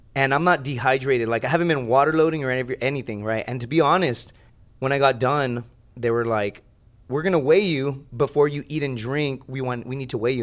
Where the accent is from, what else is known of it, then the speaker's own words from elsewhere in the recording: Laredo, Texas, United States; It's my hometown